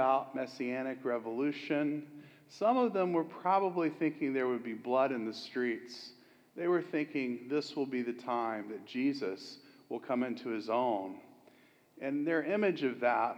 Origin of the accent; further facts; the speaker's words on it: Florida, United States; I'm from Florida